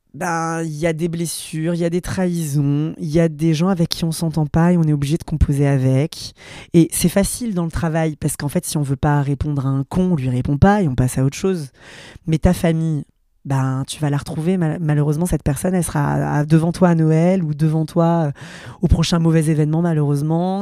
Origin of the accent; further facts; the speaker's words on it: France; j'ai grandi derrière la Cité Jardin